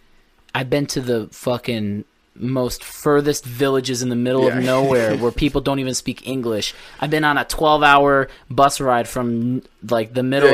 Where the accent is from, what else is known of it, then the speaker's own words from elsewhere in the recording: United States; also born or lived in Portugal; they noticed that I was from America. They hear my shitty ass Portuguese